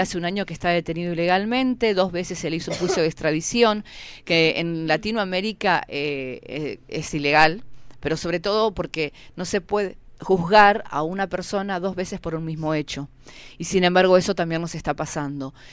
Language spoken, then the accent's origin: Spanish; Pu Lof en Resistencia Cushamen, Chubut, Argentina; vengo de Pulov Resistencia Kusamen, una comunidad